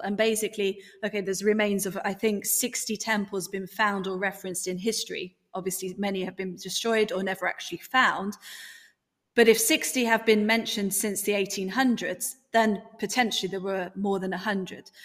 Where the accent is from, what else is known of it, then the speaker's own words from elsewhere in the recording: United Kingdom; accent: strong British; my strong British accent.